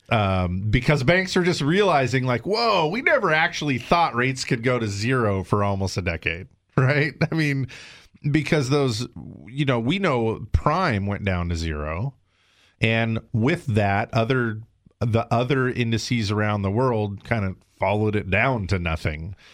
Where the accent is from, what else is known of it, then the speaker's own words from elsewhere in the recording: South Carolina, United States; now in California, United States; but I'm from South Carolina. My family's there, my roots are there, and I know I'm going back.